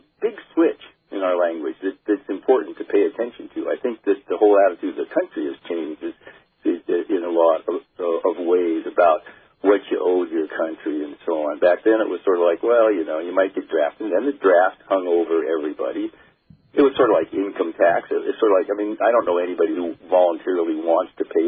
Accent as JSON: {"language": "English", "town": "Seaside", "region": "Oregon", "country": "United States", "tie": "born or raised there", "also_born_or_lived": "Astoria, Oregon", "said": "I was born in Astoria, Oregon, and raised in Seaside, Oregon, which is just 17 miles south of there"}